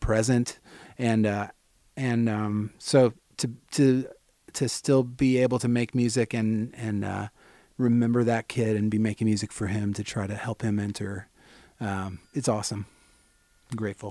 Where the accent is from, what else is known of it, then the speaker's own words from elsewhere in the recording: St. Peters, Missouri, United States; growing up in Saint Peter is like, you're forty-five minutes from downtown